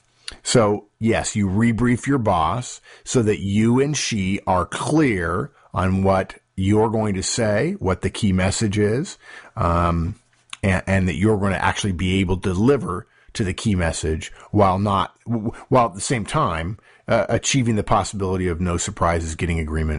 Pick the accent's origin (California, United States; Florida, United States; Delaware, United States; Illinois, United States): California, United States; Los Angeles; When I was in high school, I grew up in Los Angeles.